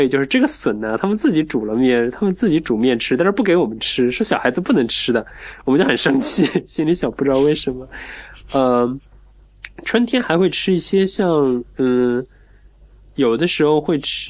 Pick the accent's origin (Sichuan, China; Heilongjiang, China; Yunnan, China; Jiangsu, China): Jiangsu, China; Wuxi; 我在我小时候在无锡郊区吴桥那一带，